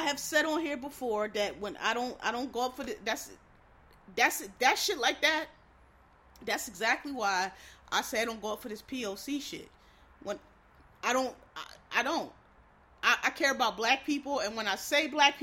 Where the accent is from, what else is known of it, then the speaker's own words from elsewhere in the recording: Northeast, United States; I'm from the Northeast